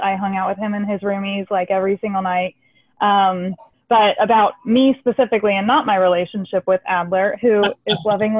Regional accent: Tampa, Florida, United States; moved away as an adult; I grew up in Tampa. Really, nothing too exciting. I have an office job with a personality assessment company. I'm a woman of God

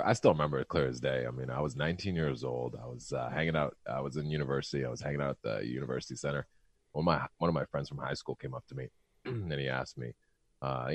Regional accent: Canada; I'm a Canadian descent.

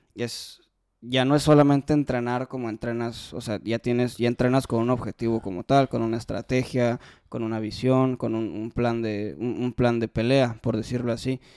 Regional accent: Mexico; como los mexicanos somos

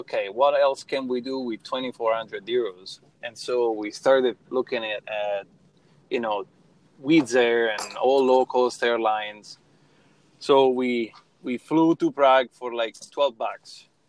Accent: Rome, Lazio, Italy; moved away as an adult; also born or lived in Minnesota; now in Florida, United States; Well, I'm from Rome, Italy.

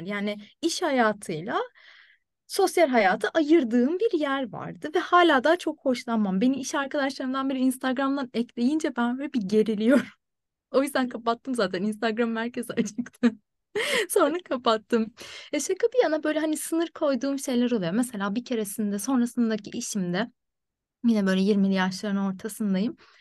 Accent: Turkey; moved away as an adult; now in Ireland; ben direksiyonun solda olduğu bir ülkede büyüdüm ve ehliyetimi oradan aldım.

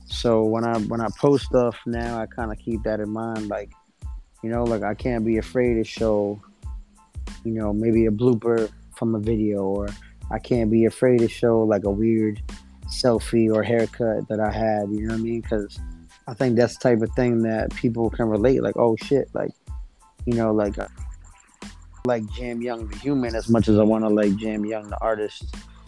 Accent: East Coast, United States; on the West Coast, I don't know if it's because I'm from the East Coast, but they show me a lot of love.

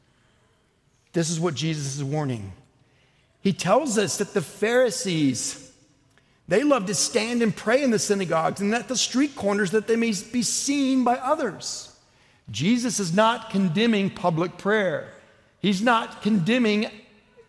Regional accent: Oklahoma, United States; I'm from Oklahoma.

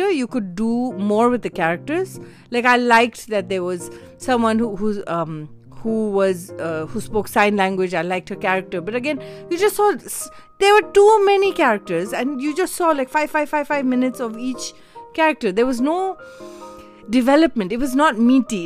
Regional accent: India; as an Indian

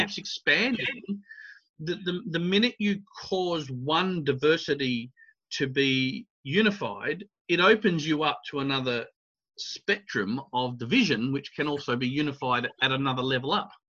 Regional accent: Adelaide, South Australia, Australia; I grew up in Australia

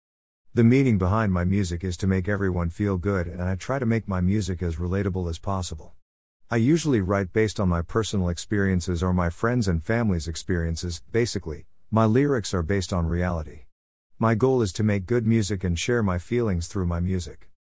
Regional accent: London, United Kingdom; also born or lived in India; I was born in India and brought up in London.

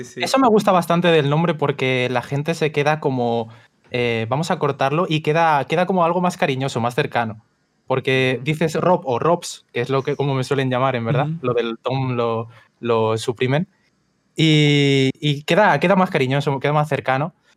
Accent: Spain; soy, de España

